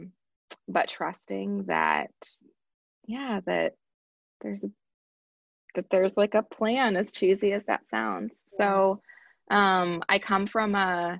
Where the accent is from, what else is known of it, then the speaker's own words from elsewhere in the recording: Chicago, Illinois, United States; moved away as an adult; also born or lived in Washington, D.C.; I am a born and bred Midwest girl. So my parents met on a blind date at Iowa State. So they both are from the lovely state of Iowa. And then they moved to the Chicagoland area and had me.